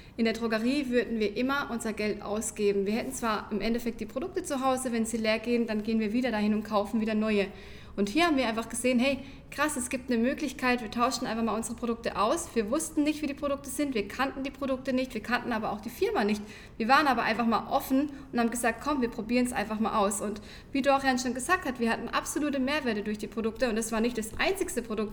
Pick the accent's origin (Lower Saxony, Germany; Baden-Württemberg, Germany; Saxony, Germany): Baden-Württemberg, Germany; near Karlsruhe; wir kommen aus der Nähe von Karlsruhe, hört man vielleicht einfach auch schon an unserem Dialekt